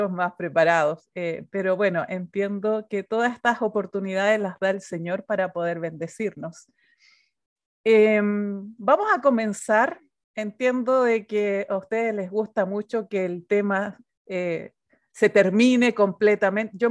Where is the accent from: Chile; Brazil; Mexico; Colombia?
Chile; Soy chilena. Eh, tenemos un acento un poco distinto a los demás países porque hablamos muy rápido, aunque yo estoy muy peruanizada porque soy misionera peruana